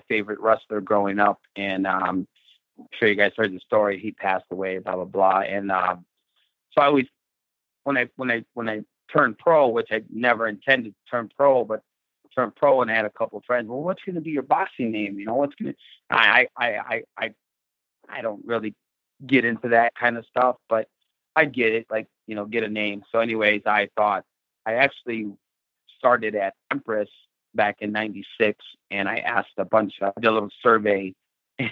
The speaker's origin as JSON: {"language": "English", "town": "Whiting", "region": "Indiana", "country": "United States", "said": "I'm a suburb of Chicago on the Indiana side"}